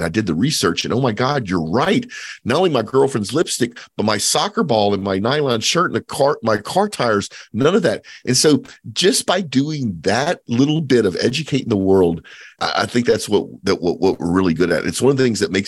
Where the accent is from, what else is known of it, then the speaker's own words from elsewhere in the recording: Cajun, Louisiana, United States; I'm Cajun, so I'm Acadian descent.